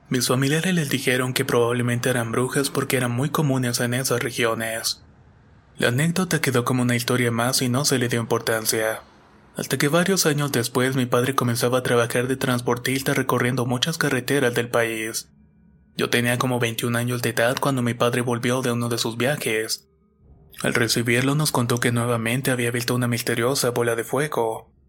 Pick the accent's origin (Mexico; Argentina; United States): Argentina; Entre Ríos; Soy de Entre Ríos, Argentina, y esto es algo que le pasó a mi padre mientras trabajaba en un campo de arroz.